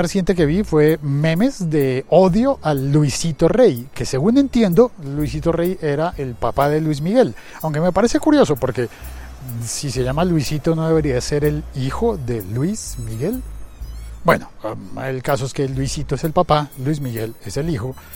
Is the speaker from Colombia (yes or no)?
yes; Colombia; como colombiano